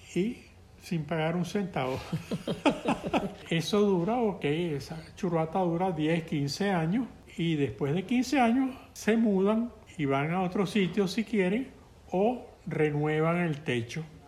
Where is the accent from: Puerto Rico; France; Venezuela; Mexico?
Venezuela; Caracas, Capital District; Yo soy un caraqueño que conoce las playas cercanas a Caracas